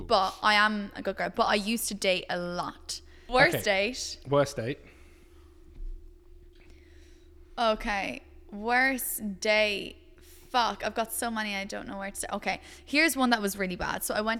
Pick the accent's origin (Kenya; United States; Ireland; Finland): Ireland; I am Irish